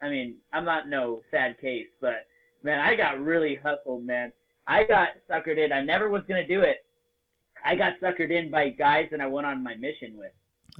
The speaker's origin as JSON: {"language": "English", "country": "Spain", "tie": "born there", "said": "when I tell people I was born in Spain, I have 2 parents that speak Spanish."}